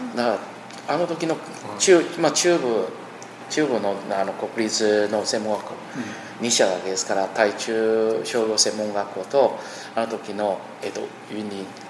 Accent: Taiwan; Japanese is a second language; moved away as an adult; 台湾に一応戻ってきました

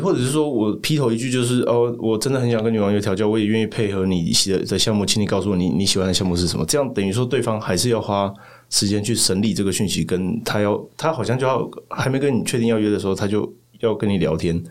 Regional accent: Tainan, Taiwan; moved away as an adult; also born or lived in Taipei; 我在台南出生长大

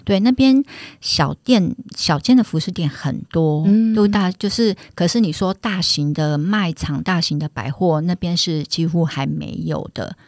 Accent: Keelung, Taiwan; 我们本身是基隆人

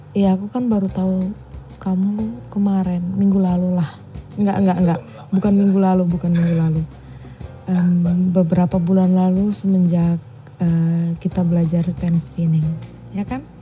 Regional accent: East Nusa Tenggara, Indonesia; moved away as an adult; now in Yogyakarta, Indonesia; aku dari NTT

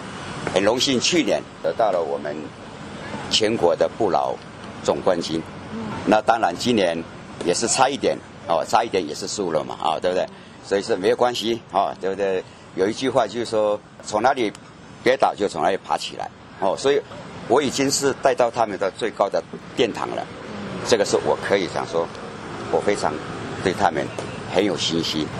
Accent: a rural village in Taitung, Taitung County, Taiwan; moved away as an adult; 我是来自于台东的一个很乡下的一个村庄，

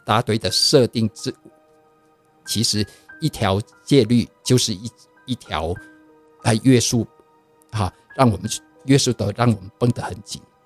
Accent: Vietnam; moved away as an adult; now in Taiwan; 我在，呃，越南出生

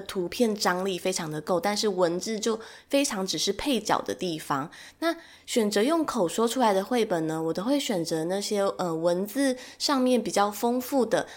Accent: Taiwan; 身为台湾人的我

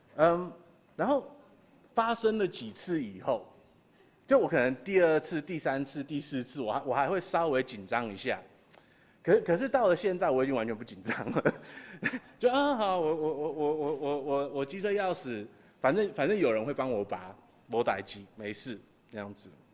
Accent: Taiwan; 我们台湾人

